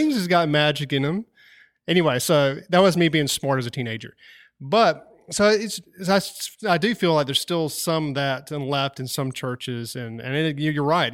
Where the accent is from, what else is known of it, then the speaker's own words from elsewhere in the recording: Wilson, North Carolina, United States; where I grew up at in Wilson, North Carolina